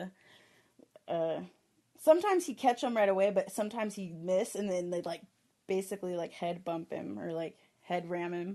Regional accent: Texas, United States; now in Colorado, United States; I'm from Texas. I'm born and raised from Texas

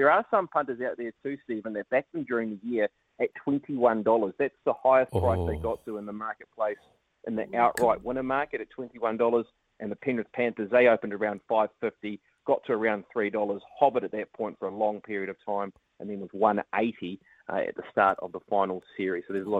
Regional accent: Hawke's Bay, New Zealand; Oh, gee. Well, I grew up in the Hawke's Bay

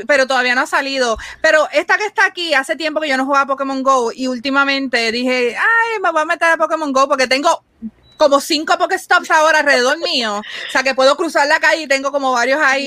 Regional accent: Puerto Rico; nosotros decíamos Puerto Rico

